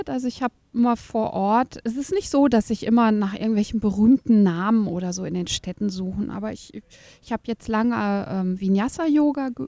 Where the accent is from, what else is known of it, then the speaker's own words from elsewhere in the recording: Berlin, Germany; ich komme ja aus Berlin und ähm, habe da vor allen Dingen äh, Level 2 Klassen, manchmal auch fortgeschrittenen Klassen gemacht.